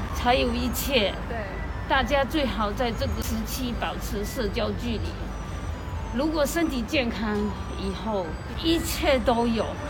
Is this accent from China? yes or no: yes; Tianjin, China; moved away as an adult; now in Paris, France; 我是来自天津